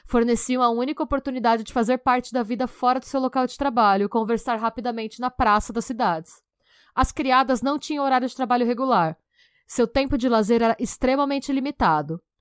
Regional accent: Brazil; a gente enquanto brasileiro

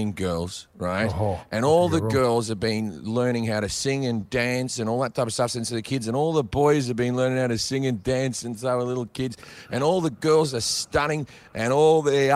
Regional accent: Australia; now in Los Angeles, United States; Australians, we're the biggest gamblers on earth

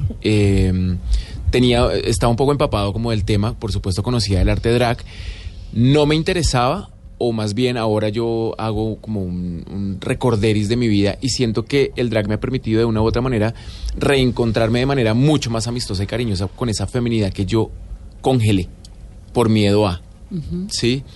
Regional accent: Colombia; como sociedad colombiana que crecimos con una doble moral terrible

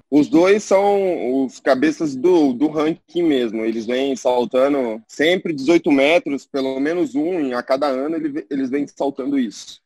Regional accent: Londrina, Paraná, Brazil; moved away; voltei para minha terra natal, que é Londrina, no Paraná

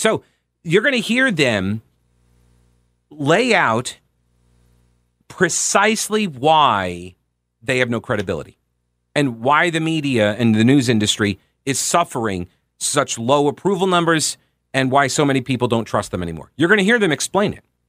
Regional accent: New York, United States; moved away; I grew up in New York

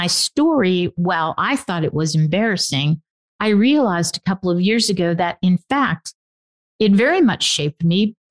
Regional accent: Nevada, United States; also born or lived in Pennsylvania / Las Vegas; I'm more inclined to say Nevada than I am Pennsylvania.

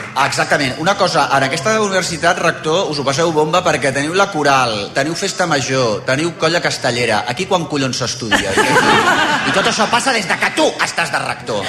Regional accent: Barcelona, Catalonia, Spain; jo soc d'Esquerra de l'Eixample

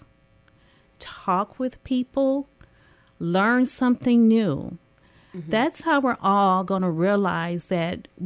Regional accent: Detroit, Michigan, United States; moved away as an adult; now in Lansing, United States; I grew up in Detroit. I came here for college

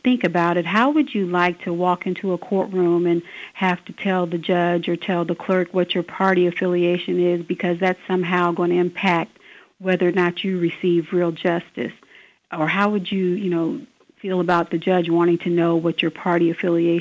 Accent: Decatur, Illinois, United States; moved away as an adult; now in Sangamon County, Illinois, United States; I was living in Decatur. That's my hometown

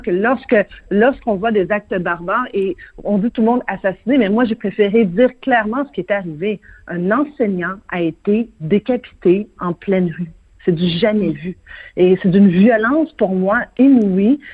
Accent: Quebec, Canada; ici, chez nous, au Québec

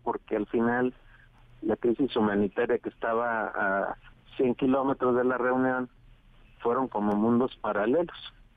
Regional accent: Mexico; un tercio somos mexicanos

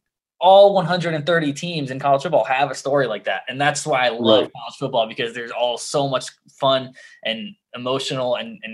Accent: the South, United States; I'm from the South and college football has been ingrained in me since I was a child

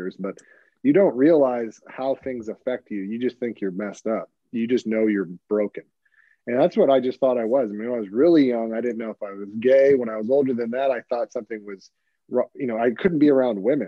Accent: Hermosa Beach, California, United States; I grew up in Hermosa Beach, California

